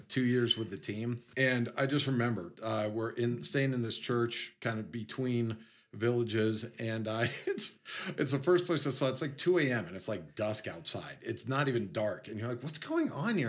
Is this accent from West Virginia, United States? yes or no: no; New York City, New York, United States; moved away as an adult; I grew up in near New York City. I was like 10 minutes from everything